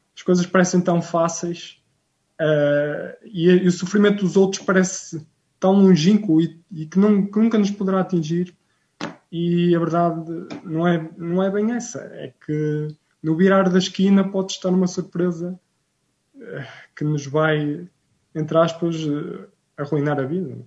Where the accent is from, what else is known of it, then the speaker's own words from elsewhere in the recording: Rio Tinto, Norte, Portugal; sou de Rio Quinto, na cidade do Porto, uh, portanto, benfiquista